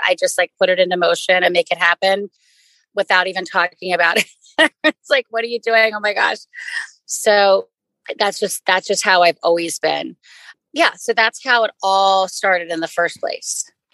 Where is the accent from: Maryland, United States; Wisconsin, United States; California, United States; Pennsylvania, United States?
Maryland, United States; moved away as an adult; also born or lived in New York / Ithaca; I grew up in Maryland and I moved to New York